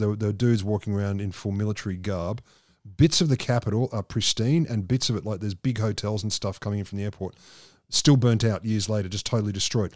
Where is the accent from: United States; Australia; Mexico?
Australia; I said, "Australia."